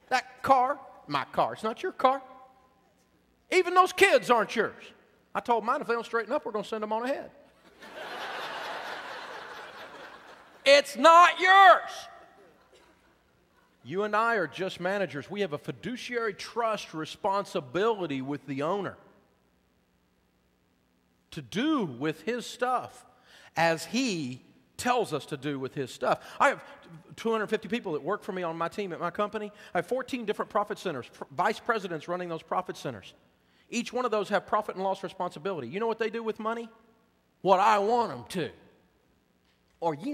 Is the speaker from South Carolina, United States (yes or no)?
no; Tennessee, United States; I'm from Tennessee